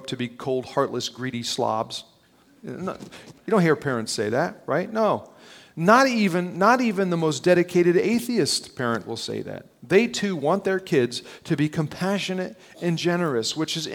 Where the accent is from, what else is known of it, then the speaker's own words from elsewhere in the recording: North New Jersey, United States; I grew up in North New Jersey, just outside New York